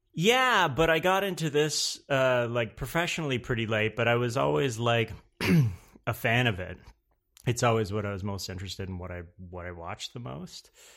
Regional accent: Napanee, Ontario, Canada; moved away as an adult; now in New York, United States; I'm from Canada, around, uh, between Toronto and Montreal, a place called

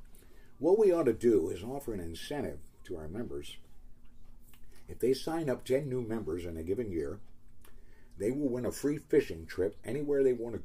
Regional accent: Baltimore, Maryland, United States; now in Oregon, United States; my hometown of Baltimore

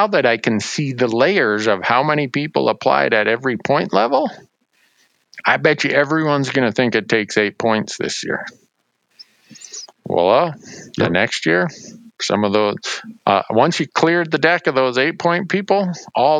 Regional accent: Montana, United States; My home state of Montana

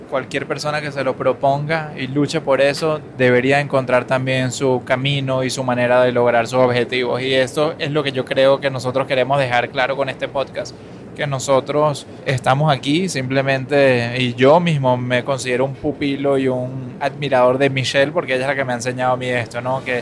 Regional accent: Venezuela; accent: Venezuelan

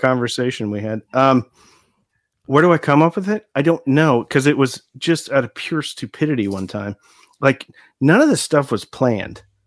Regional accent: Nebraska, United States; moved away as an adult; now in Texas, United States; I grew up in Nebraska

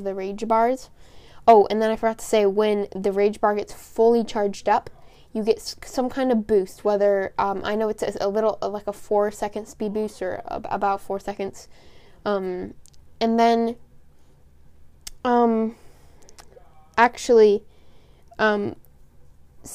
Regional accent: Portland, Oregon, United States; I am from the Rose City

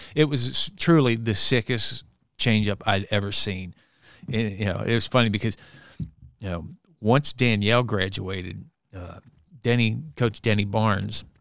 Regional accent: Bellevue, Kentucky, United States; I grew up in Bellevue and I went to Saint Anthony's grade school

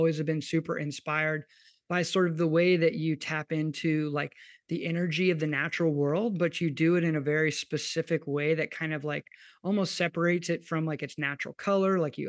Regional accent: Kentucky, United States; now in New Orleans, United States; I grew up in Kentucky

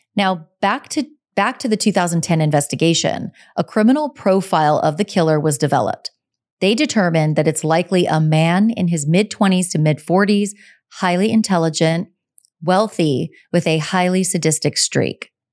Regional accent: Southern California, United States; we're from Southern California

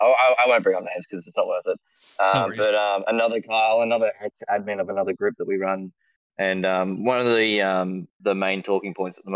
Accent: Australia; I'm Australian.

